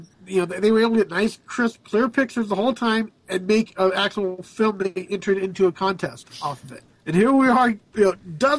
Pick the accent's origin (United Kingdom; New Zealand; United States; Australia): United States; I have a level of American pride